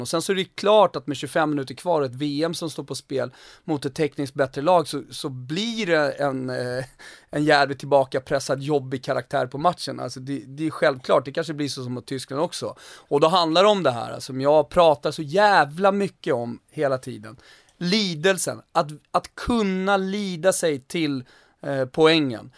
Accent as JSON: {"language": "Swedish", "country": "Sweden", "said": "vi är 10 miljoner svenskar"}